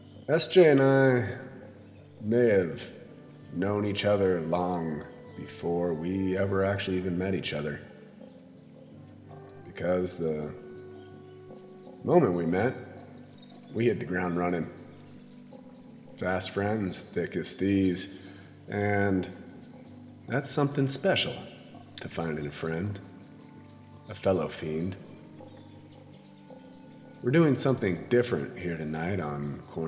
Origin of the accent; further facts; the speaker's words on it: Idaho, United States; I've lived in Idaho for about, well, just about my whole life